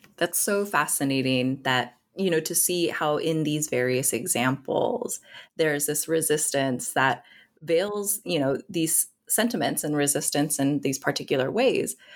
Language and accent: English; Nebraska, United States; growing up in Nebraska